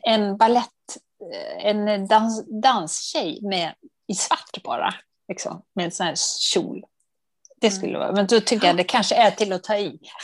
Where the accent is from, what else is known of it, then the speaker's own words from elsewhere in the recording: Dalarna County, Sweden; moved away; also born or lived in Uppland; jag är från Dalarna